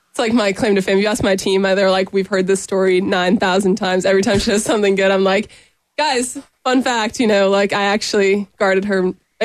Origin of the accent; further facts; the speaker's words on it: Boston, Massachusetts, United States; moved away as an adult; now in Columbia, United States; I'm from Boston. So I went home for the summer